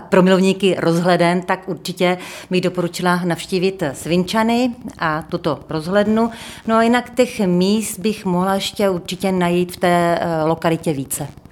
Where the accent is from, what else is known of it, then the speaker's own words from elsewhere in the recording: Pardubice, Pardubice Region, Czechia; jsem z Pardubic